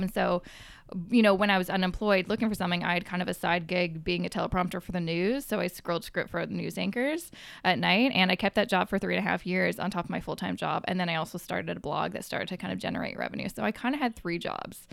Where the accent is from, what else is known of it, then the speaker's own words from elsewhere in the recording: Coquitlam, British Columbia, Canada; moved away as an adult; also born or lived in Vancouver; now in Toronto, Canada; where I grew up was in Coquitlam, about thirty minutes outside of the city